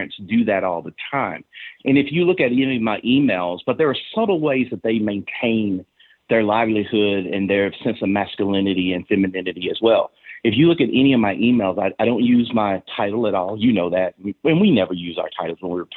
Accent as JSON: {"language": "English", "town": "Stuttgart", "region": "Arkansas", "country": "United States", "tie": "born or raised there", "said": "I grew up there and product of the public school system in Stuttgart"}